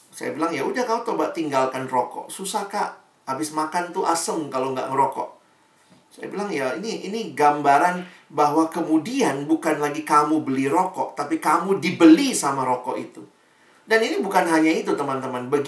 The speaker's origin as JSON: {"language": "Indonesian", "town": "Makassar", "region": "South Sulawesi", "country": "Indonesia", "tie": "born or raised there", "said": "Ya, saya juga orang Indonesia Timur ya. Papa saya Ambon, mama saya Manado, saya lahir besar di Makassar."}